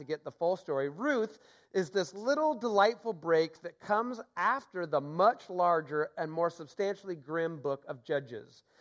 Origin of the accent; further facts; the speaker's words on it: Seattle, Washington, United States; also born or lived in Boston / Mill Creek, Washington; born and raised in Seattle